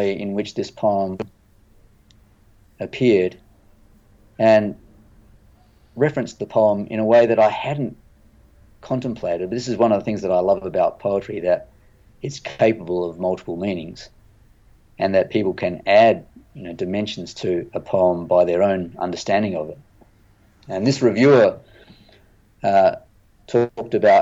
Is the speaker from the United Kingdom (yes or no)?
no; Adelaide, South Australia, Australia; moved away; also born or lived in Pittsburgh; I grew up in Adelaide